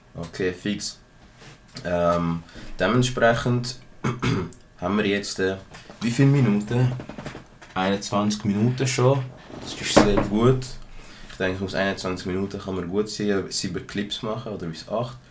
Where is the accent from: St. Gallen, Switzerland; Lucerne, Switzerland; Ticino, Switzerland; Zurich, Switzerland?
Zurich, Switzerland; ich bin ein Zürcher aus einer kleinen Gegend und ich habe schon immer so gesprochen